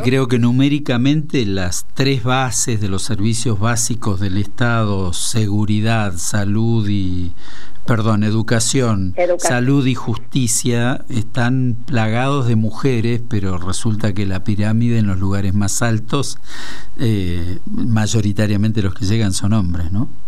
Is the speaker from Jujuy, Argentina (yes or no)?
no; Tucumán, Argentina; also born or lived in Santa Fe; now in Buenos Aires, Argentina; soy tucumano de origen y, recalado en Buenos Aires